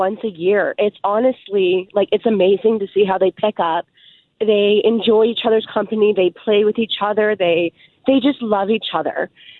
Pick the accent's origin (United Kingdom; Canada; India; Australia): Canada; Orangeville, Ontario; I'm from Orangeville.